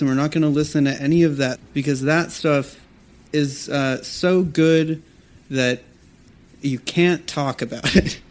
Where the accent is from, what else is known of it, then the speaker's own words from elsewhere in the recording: Los Angeles area, Southern California, United States; also born or lived in New York City; now in Malibu, United States; We both grew up in Southern California, in Los Angeles, outside of Los Angeles, all around